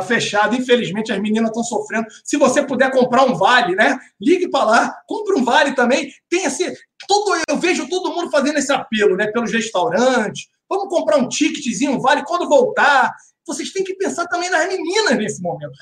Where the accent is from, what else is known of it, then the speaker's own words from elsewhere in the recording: Duque de Caxias, Rio de Janeiro, Brazil; Duque de Caxias, na minha terra